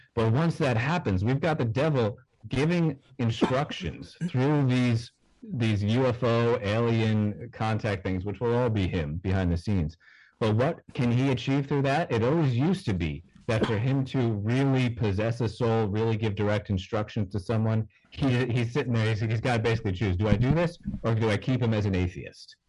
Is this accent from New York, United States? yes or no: yes; New York, United States; I'm a knucklehead from New York.